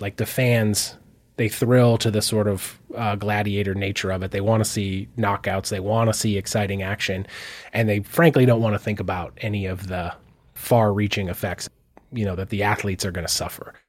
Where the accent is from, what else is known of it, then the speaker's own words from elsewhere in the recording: Missoula, Montana, United States; I grew up here in Missoula